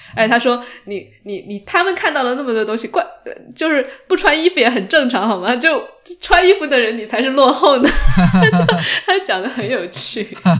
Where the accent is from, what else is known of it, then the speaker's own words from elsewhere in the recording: Sichuan, China; 其实跟我们四川人真的有点像